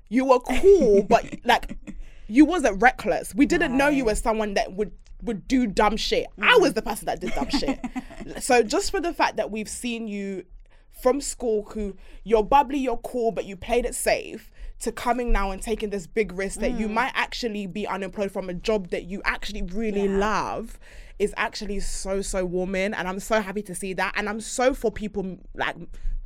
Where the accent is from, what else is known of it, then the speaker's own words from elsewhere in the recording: Jamaica; I'm a Caribbean, I'm a Jamaican girl